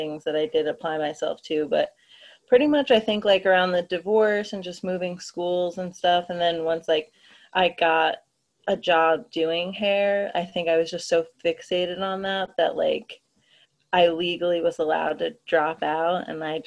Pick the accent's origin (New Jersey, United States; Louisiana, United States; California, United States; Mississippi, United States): New Jersey, United States; Keyport; I grew up in Keyport